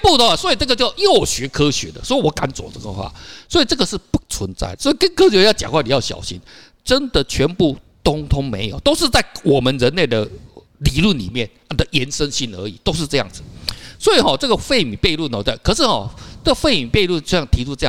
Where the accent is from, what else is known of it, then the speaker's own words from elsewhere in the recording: Taiwan; 就跟我们早期我们台湾的呃，我们为什么从福建过来？